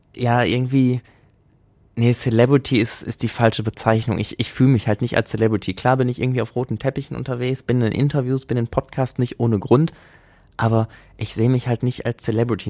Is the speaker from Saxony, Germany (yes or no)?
no; Essen, North Rhine-Westphalia, Germany; also born or lived in Altenessen, Essen / Münsterland; ich bin in Frohnhausen aufgewachsen